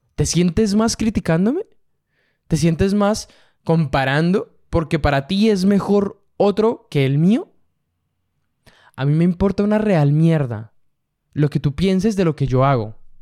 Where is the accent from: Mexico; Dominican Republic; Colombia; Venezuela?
Colombia; yo que soy colombiano